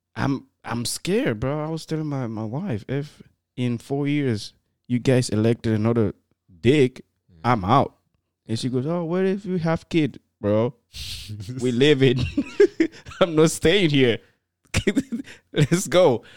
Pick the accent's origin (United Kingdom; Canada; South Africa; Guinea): Guinea; moved away; also born or lived in Morocco; I was from Guinea, and then I have people from Cameroon, Cote d'Ivoire, all together in the same building